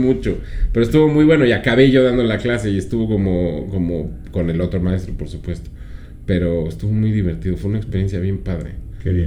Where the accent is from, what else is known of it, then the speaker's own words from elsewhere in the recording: Mexico City, Mexico; Aquí en la Ciudad de México